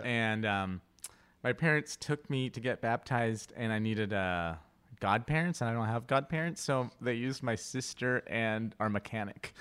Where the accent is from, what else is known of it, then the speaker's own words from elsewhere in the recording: Inglewood, California, United States; first language Spanish; English is a second language; I grew up in Englewood